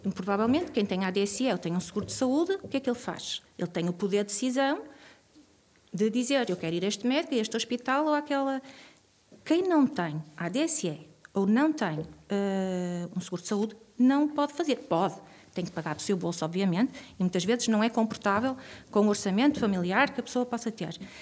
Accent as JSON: {"language": "Portuguese", "town": "Vizela", "region": "Norte", "country": "Portugal", "tie": "born or raised there", "also_born_or_lived": "Guimarães / Porto", "moved": "as an adult", "lives_now": "Braga, Portugal", "said": "crescia em Vizela"}